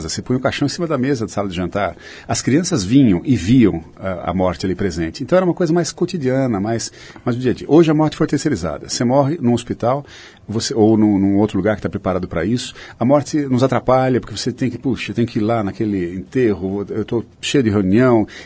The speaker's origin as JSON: {"language": "Portuguese", "town": "Sorocaba", "region": "São Paulo", "country": "Brazil", "said": "eu sou de Sorocaba e nós somos do mesmo ano que você citou, inclusive."}